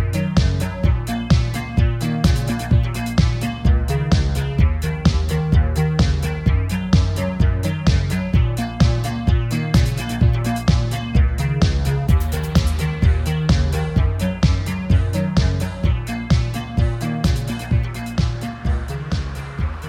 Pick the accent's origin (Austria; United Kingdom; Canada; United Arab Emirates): United Kingdom; England; now in Berlin, Germany; I'm English